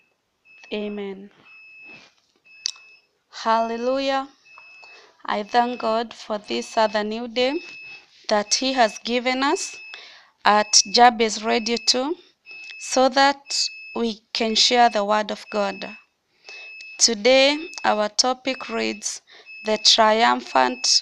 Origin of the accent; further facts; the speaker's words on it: Mombasa, Mombasa County, Kenya; I'm from Mombasa, Kenya.